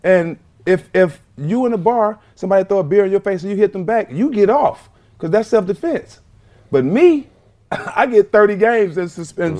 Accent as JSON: {"language": "English", "town": "Port Arthur", "region": "Texas", "country": "United States", "tie": "born or raised there", "said": "Well, you know, just growing up in Port Arthur, Texas, you know, everybody know everybody."}